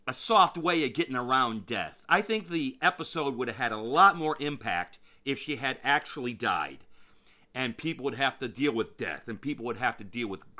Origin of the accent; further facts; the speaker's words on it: Michigan, United States; moved away; I grew up near there.